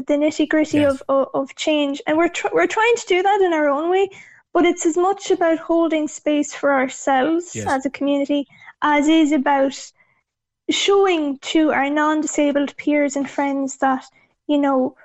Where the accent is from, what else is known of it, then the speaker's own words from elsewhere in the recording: Achill Island, Connacht, Ireland; I'm from Achill Island in Mayo myself, and growing up as the only disabled child in the village